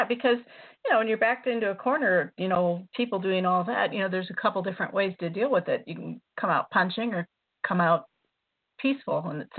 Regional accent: Davenport, Iowa, United States; I grew up in Iowa. I grew up around all the Palmer College guys in Iowa. I'm from Davenport, Iowa. I was raised in Iowa.

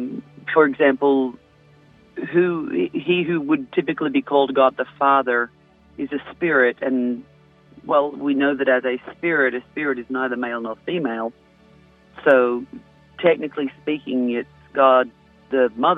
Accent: Australia; moved away as an adult; now in Mount Vernon, United States; Originally, I'm from Australia. Right. Spent my childhood down there.

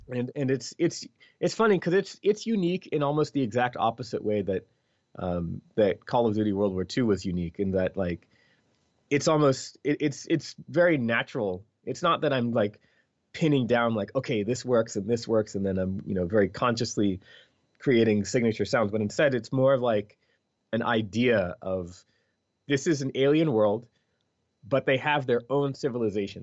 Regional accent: Philadelphia, Pennsylvania, United States; first language English; I'm from Philadelphia

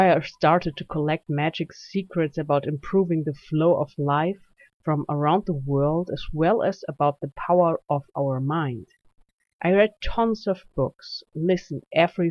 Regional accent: Germany; accent: German; English is a second language; This is why you can hear my German accent.

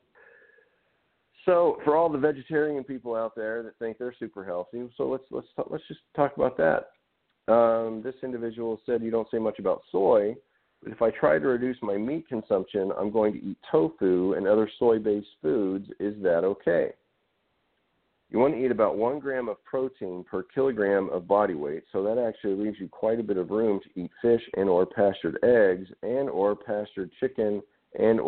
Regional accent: Arkansas, United States; growing up in Arkansas in the South

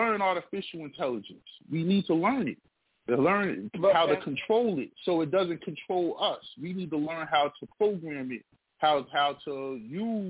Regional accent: United States; We come from the United States

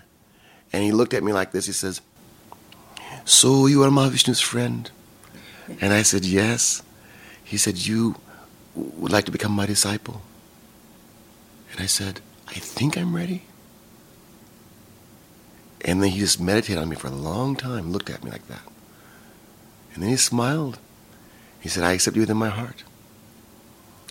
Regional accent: Kalamazoo, Michigan, United States; now in California, United States; I'm from Kalamazoo, Michigan, and it's from between Chicago and Detroit.

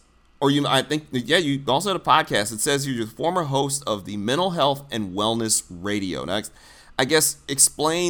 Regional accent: Detroit, Michigan, United States; I'm from Detroit, too

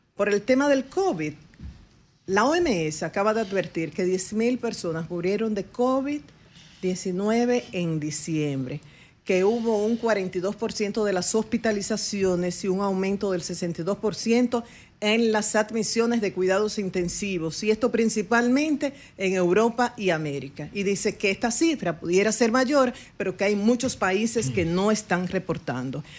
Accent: Dominican Republic; como dominicanos

